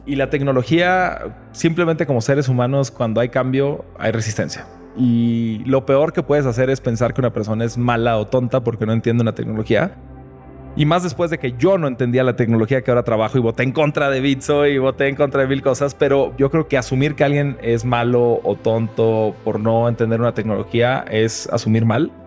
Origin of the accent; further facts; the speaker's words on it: Nuevo León, Mexico; also born or lived in Puebla; Yo nací en Puebla este, pero estuve seis meses ahí. Toda mi vida estuve en Nuevo León desde los seis meses.